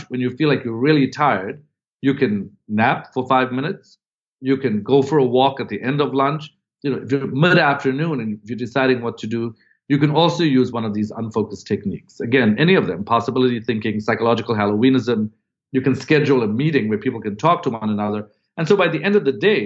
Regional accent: South Africa; moved away as an adult; I'd come from another country. I'm from South Africa originally. I came to Harvard

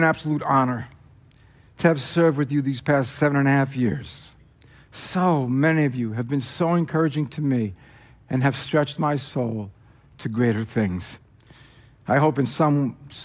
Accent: New Jersey, United States; accent: Jersey; moved away; my Jersey accent

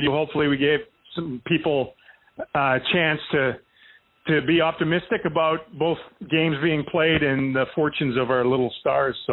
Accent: United States; I'm American.

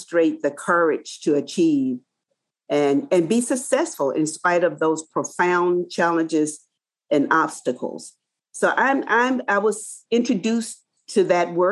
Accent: Tougaloo, Mississippi, United States; moved away as an adult; also born or lived in East Lansing, Michigan / Lansing, Michigan; I was born in the South in a small town called Tougaloo, Mississippi.

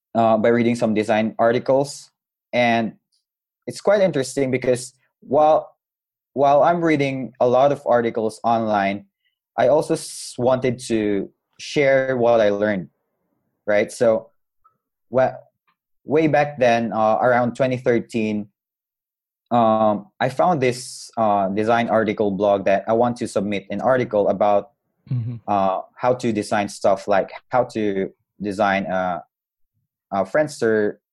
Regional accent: Butuan, Caraga, Philippines; I'm from Butuan City, Philippines

